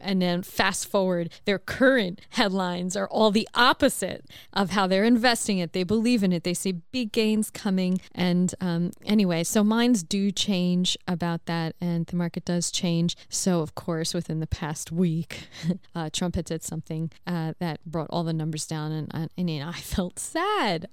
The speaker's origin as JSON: {"language": "English", "country": "United States", "moved": "yes", "said": "As an American"}